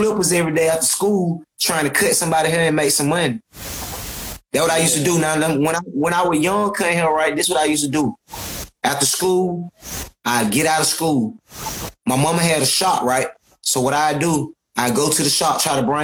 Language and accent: English; Atlanta, Georgia, United States; I'm from Cascade, the middle part, you know, that's the hood